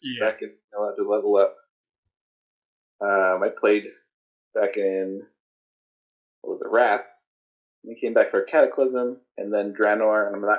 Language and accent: English; Lebanon, Indiana, United States; now in Chicago, United States; Lebanon. It's about 30 miles northwest of Indianapolis.